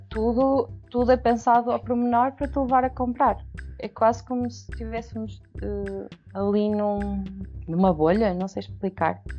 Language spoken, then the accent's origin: Portuguese; Peso da Régua, Norte, Portugal; eu, eu, eu, eu, não era do Porto, não é? Portanto, eu cresci na Régua